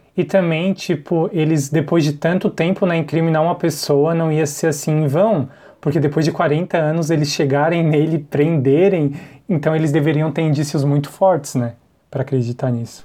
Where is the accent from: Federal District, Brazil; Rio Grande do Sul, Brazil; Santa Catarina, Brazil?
Santa Catarina, Brazil; Imbituba; Eu sou de Santa Catarina, de Imbituba